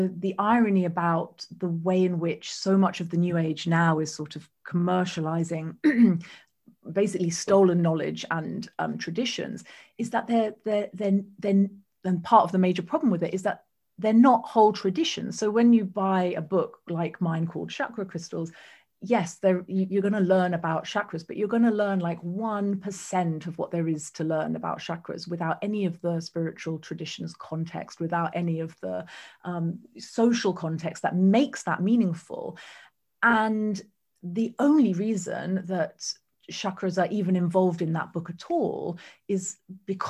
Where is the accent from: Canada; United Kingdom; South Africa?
United Kingdom